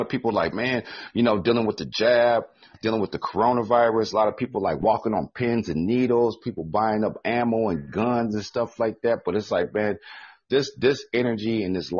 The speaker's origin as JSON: {"language": "English", "region": "Midwest", "country": "United States", "said": "I'm from the Midwest"}